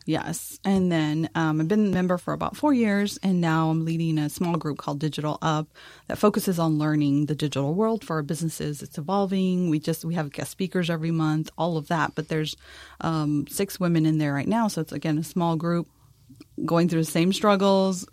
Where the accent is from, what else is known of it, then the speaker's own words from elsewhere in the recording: El Paso, Texas, United States; now in San Antonio, United States; I'm originally from El Paso, Texas. Came to San Antonio, of course.